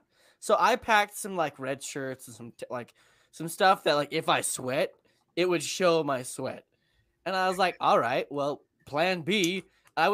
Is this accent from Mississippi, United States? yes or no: no; Oklahoma, United States; I'm from Oklahoma.